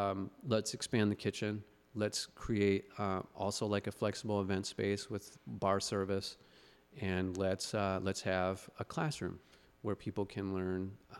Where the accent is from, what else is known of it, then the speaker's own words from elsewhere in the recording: Philadelphia, Pennsylvania, United States; or I grew up in Philly.